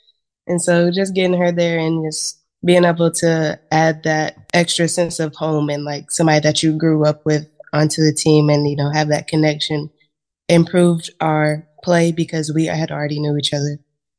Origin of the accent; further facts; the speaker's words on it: Cleveland, Tennessee, United States; also born or lived in Chattanooga, Tennessee; So I was born in Chattanooga, Tennessee. But my hometown as of right now is Cleveland, Tennessee, which is only about 30 minutes. But I've been all over because my brother's dad was military.